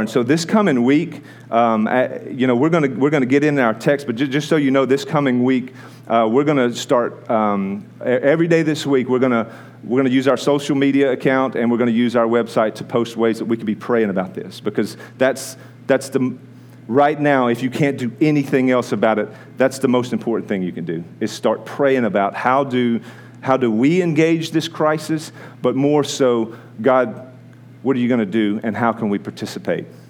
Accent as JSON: {"language": "English", "country": "United States", "said": "American people"}